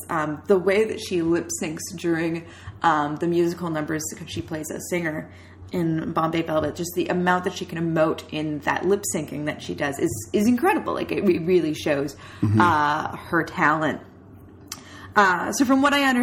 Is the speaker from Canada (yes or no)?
yes; Canada; we're Canadian